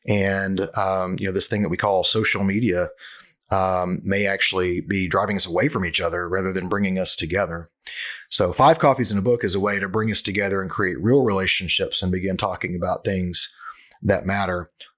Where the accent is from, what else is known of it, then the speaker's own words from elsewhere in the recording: Cleveland, Ohio, United States; also born or lived in Memphis, United States; You know, I'm from Cleveland, but I live in another town. I lived in Memphis for a long time.